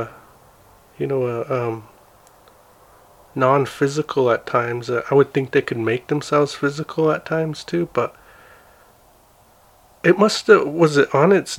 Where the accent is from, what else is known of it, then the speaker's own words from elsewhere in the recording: Blackfeet Reservation, Montana, United States; growing up on the Blackfeet Res